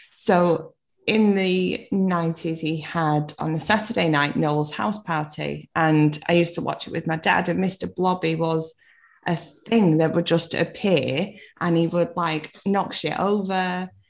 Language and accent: English; Manchester, North West England, United Kingdom; I'm from Manchester